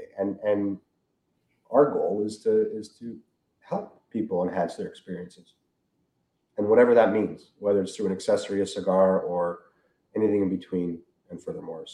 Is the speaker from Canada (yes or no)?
yes; Canada; we're from Canada